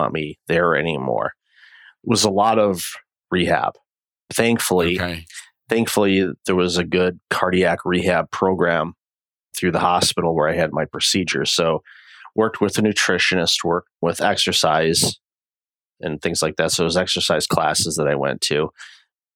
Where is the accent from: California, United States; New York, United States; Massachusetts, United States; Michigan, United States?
Michigan, United States; Detroit; moved away as an adult; also born or lived in Windsor, Ontario; now in Toronto, Canada; I'm originally from the Detroit area and immigrated to Canada with my my then wife back in 2004.